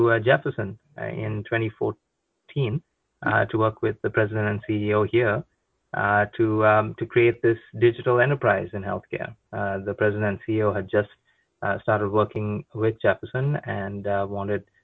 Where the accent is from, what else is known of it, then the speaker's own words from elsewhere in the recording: Goa, India; moved away as an adult; now in New Jersey, United States; I'm originally from a place called Goa in India